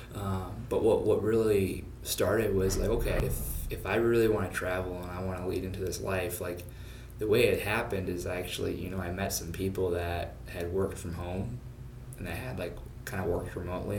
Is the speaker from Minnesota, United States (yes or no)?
yes; suburb of Minneapolis, Minnesota, United States; moved away as an adult; also born or lived in Phoenix, Arizona; I actually grew up in Minnesota, uh, suburb of Minneapolis